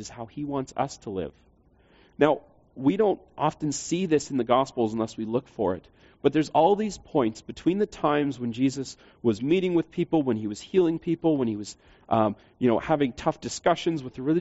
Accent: Canada; we would be Canadians

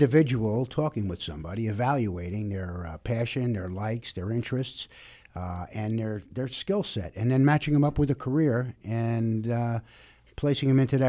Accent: New Jersey, United States; now in Florida, United States; I come from New Jersey.

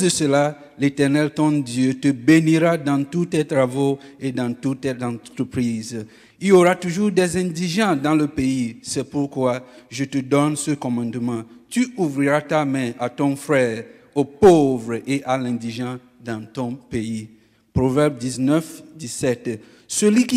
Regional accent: Togo; moved away; I'm originally from Togo, West Africa.

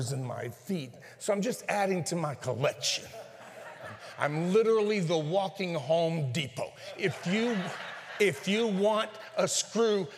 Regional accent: northern Mexico, Mexico; I'm from the Norte de Mexico.

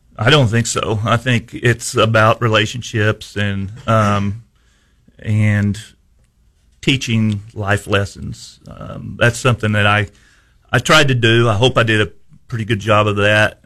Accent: Houston, Missouri, United States; I was at Houston for 31 years. Um, that's my hometown. I played ball there, grew up there

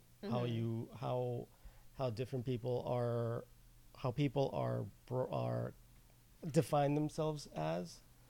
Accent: United States; I was born in the U.S. My parents are Argentine, but my grandparents, European, right? Like my grandmother was Italian. My grandfather was Spanish.

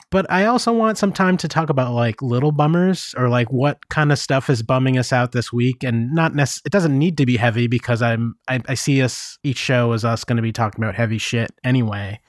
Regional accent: United States; moved away as an adult; also born or lived in Japan; I feel real shitty about being an American

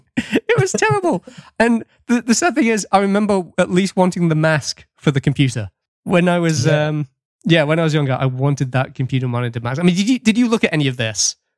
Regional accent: United Kingdom; now in Nova Scotia, Canada

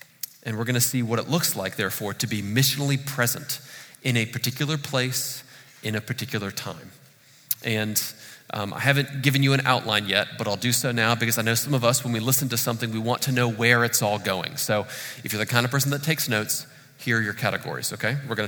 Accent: Charlottesville, Virginia, United States; I'm from Charlottesville.

